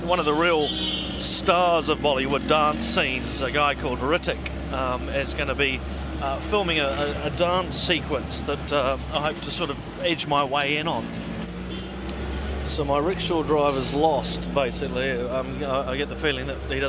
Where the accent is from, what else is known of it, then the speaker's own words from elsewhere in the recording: New Zealand; I'm from New Zealand